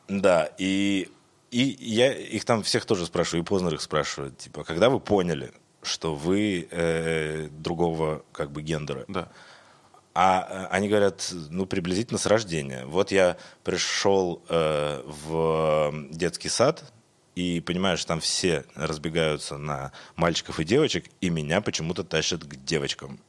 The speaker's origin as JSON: {"language": "Russian", "town": "Irkutsk", "region": "Irkutsk Oblast", "country": "Russia", "also_born_or_lived": "Moscow", "moved": "as an adult", "said": "Я из Иркутска, я сибиряк"}